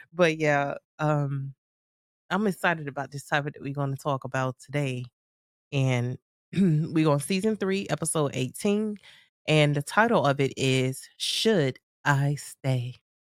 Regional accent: United States; I'm from the States

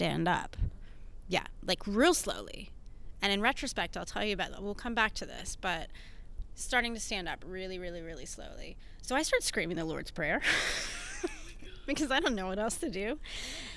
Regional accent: Houston, Texas, United States; also born or lived in Atlanta; I'm from Houston

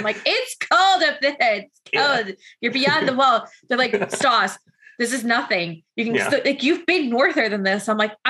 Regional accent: London, Ontario, Canada; now in Kitchener, Canada; so I live in Kitchener, it's a very small town, but I'm like, mm-hmm. I'm from London

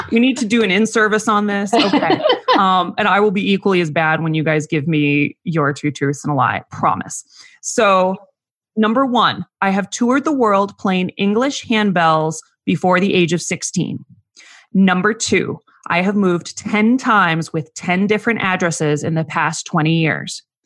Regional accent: Phoenix, Arizona, United States; I grew up in the Phoenix area

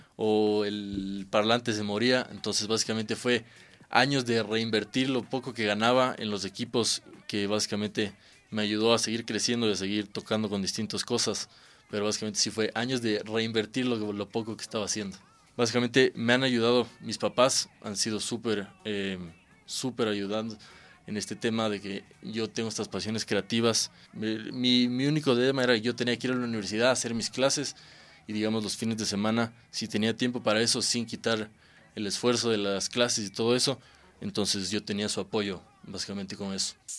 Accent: Quito, Pichincha, Ecuador; moved away as an adult; now in Los Angeles, United States; Nací aquí en Quito, vivo en Los Ángeles

